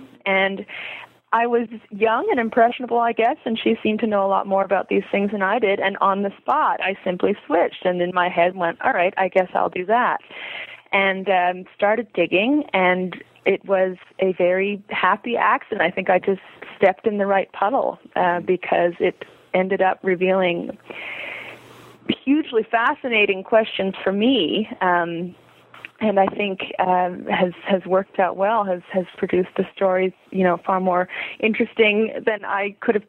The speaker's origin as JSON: {"language": "English", "town": "Montreal", "region": "Quebec", "country": "Canada", "tie": "born or raised there", "said": "I was born and raised in Montreal, Quebec, Canada, for our international listeners."}